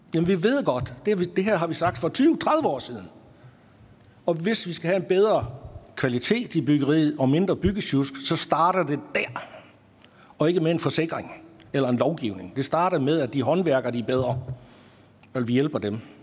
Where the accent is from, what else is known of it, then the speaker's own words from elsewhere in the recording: North Jutland, North Denmark Region, Denmark; op i Nordjylland, der hvor jeg kommer fra